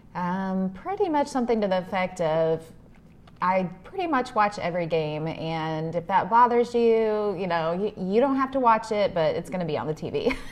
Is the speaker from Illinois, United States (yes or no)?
yes; Henry, Illinois, United States; I grew up in Illinois, um, in the cornfields of Illinois, a small town named Henry